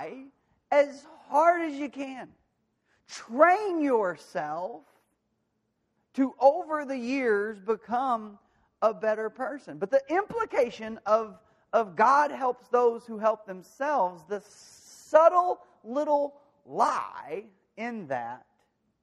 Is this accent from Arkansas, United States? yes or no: yes; De Queen, Arkansas, United States; moved away; my hometown, Daquin, Arkansas